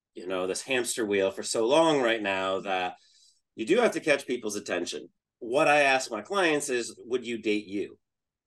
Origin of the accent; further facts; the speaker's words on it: Northeast, United States; I'm from the Northeast